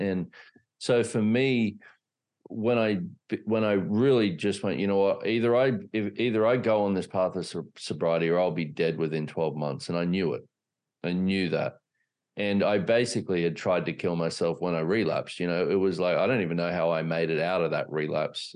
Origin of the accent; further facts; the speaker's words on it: Australia; I grew up in Australia